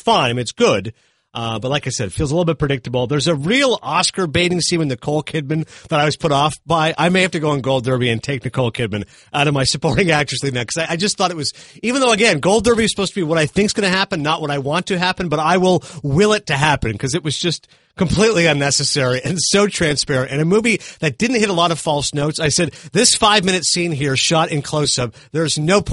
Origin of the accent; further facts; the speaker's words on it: Canada; being Canadian